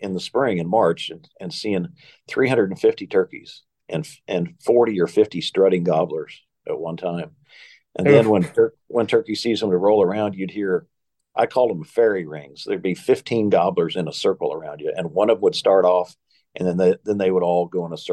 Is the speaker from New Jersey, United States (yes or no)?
no; Nevada, Missouri, United States; also born or lived in Kansas City; I come from Nevada, Missouri, and Southwest Missouri, and grew up there until I came to go to college in Kansas City.